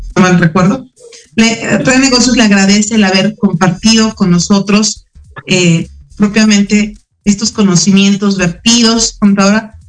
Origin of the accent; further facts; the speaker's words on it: Mexico; como mexicanos